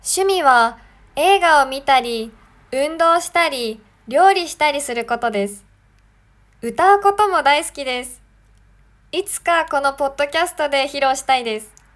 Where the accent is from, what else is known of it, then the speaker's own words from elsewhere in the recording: Japan; also born or lived in Sendai, Japan; 日本人です